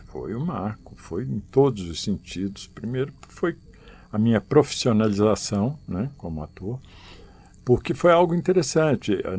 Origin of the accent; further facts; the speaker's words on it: Penápolis, São Paulo, Brazil; moved away as an adult; now in Brasília, Brazil; sempre fiz teatro amador lá na minha cidade, no interior uhum. de São Paulo, em Penápolis.